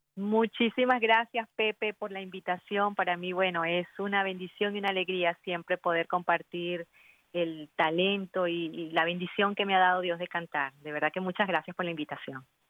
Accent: Bolívar, Venezuela; also born or lived in Chincha, Peru; Nací en Perú, pero me crié en Venezuela desde los seis meses

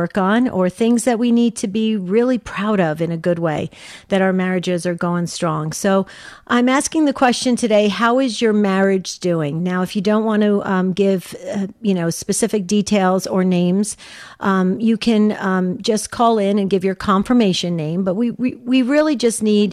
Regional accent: New Jersey, United States; I grew up with in New Jersey

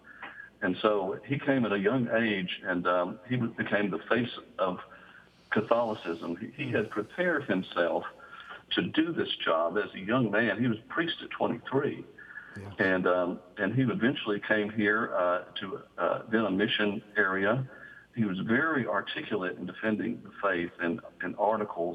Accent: Lakeshore Drive, Birmingham area, Alabama, United States; I grew up in Lakeshore Drive

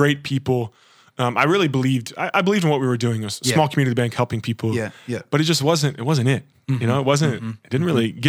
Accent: Kentucky, United States; moved away as an adult; also born or lived in Boston; I grew up in Kentucky my whole life

